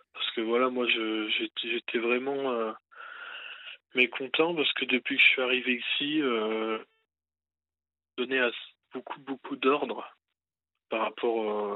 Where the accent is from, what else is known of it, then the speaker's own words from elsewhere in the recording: Lens, Hauts-de-France, France; je suis né à Lens, dans le Pas-de-Calais